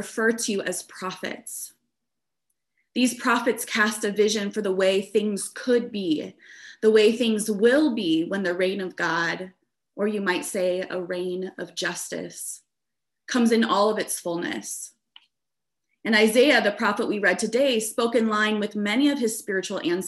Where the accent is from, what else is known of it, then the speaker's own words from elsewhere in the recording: a suburb of Des Moines, Iowa, United States; now in Chicago, United States; I grew up in Iowa in a suburb of Des Moines, a very white suburb